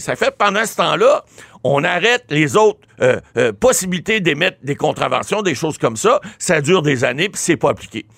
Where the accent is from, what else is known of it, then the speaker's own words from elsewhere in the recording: Ottawa, Ontario, Canada; Je suis natif d'Ottawa.